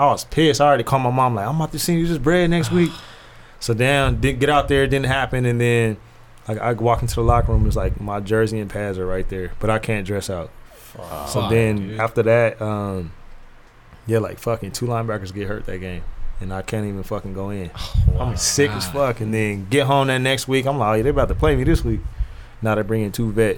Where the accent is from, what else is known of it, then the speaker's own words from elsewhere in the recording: California, United States; being a kid from Cali